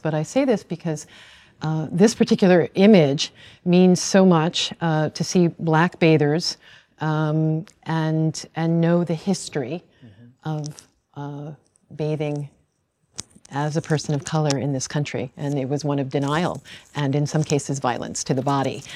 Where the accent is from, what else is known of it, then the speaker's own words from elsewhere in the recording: Long Island, New York, United States; I grew up on Long Island